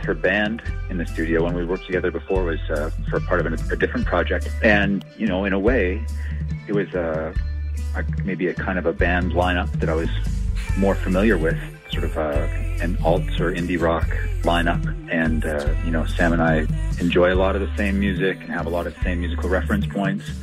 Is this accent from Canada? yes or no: yes; Edmonton, Alberta, Canada; also born or lived in Banff; now in Calgary, Canada; as a kid growing up in Edmonton